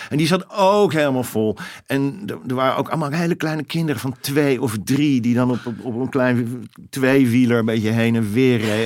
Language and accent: Dutch; Netherlands; Ik kom uit Nederland.